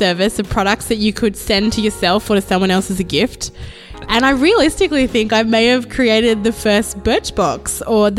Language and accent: English; Sydney, New South Wales, Australia; moved away as an adult; also born or lived in Malaysia; now in Philadelphia, United States; I was born in Malaysia, actually, which is in Southeast Asia. Mm-hmm. We moved to Australia when I was three, so I don't really remember a lot of the Malaysia part of my upbringing, but my family moved to Sydney as immigrants